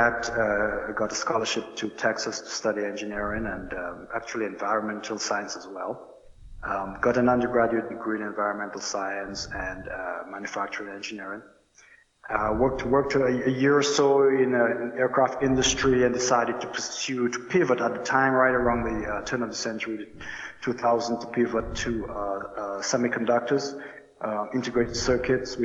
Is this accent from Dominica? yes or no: yes; Roseau, Dominica; moved away as an adult; I hail from Roseau. I grew up there